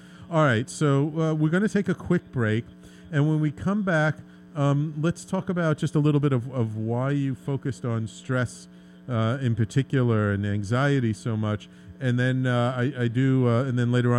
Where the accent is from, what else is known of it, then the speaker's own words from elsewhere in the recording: New York City, New York, United States; I grew up in the Bronx